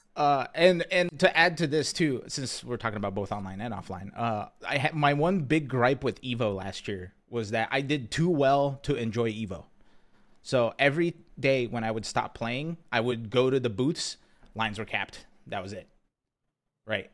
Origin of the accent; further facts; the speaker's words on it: Pennsylvania, United States; now in Texas, United States; I grew up in Pennsylvania